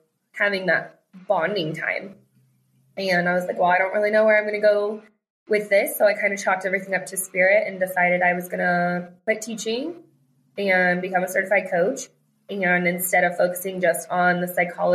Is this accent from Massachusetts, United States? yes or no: no; Colorado, United States; moved away as an adult; also born or lived in Texas; now in Arizona, United States; We live in Arizona, but we are originally from Colorado